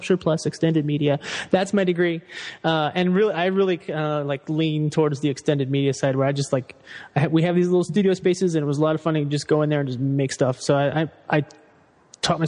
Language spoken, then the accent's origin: English; Fairfax, Virginia, United States; I grew up in Northern Virginia in like DC suburbs